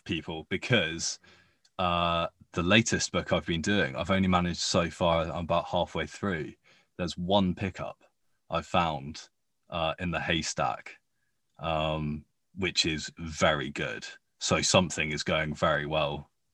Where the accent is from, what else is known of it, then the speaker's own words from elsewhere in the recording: United Kingdom; accent: posh; B B C Radio Four in the U K was what I grew up listening to, and it's really where I got my accent from